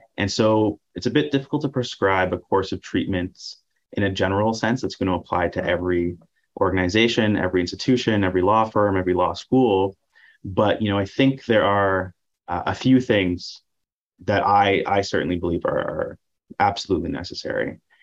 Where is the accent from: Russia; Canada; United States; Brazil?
Canada; Ottawa, Ontario; I'm from Ottawa, very proud of that fact.